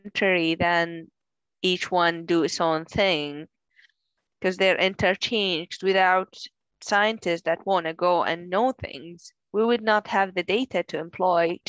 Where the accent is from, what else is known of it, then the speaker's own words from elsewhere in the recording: Iraq; moved away as an adult; now in United Kingdom; I'm originally from Iraq, where I did my undergrad.